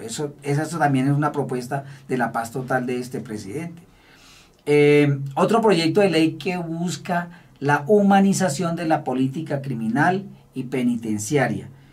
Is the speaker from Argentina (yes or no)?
no; Colombia; quienes somos los colombianos